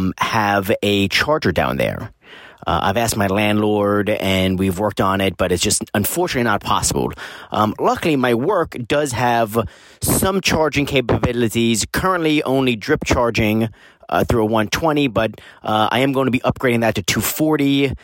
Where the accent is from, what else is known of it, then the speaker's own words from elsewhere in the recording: Los Angeles, California, United States; I'm from Los Angeles, California.